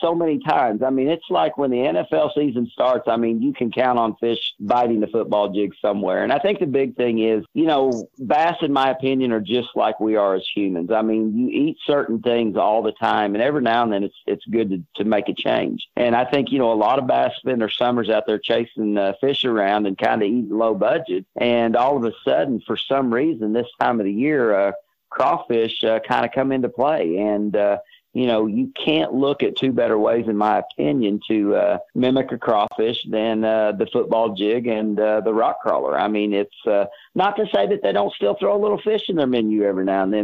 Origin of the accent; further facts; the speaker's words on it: Table Rock Lake, Missouri, United States; I grew up throwing here on Table Rock